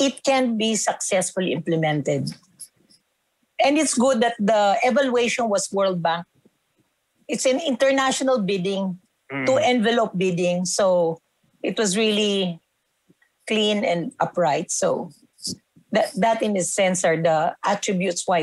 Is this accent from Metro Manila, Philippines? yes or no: no; Los Baños, Calabarzon, Philippines; In my hometown, in UP Los Baños, where I graduated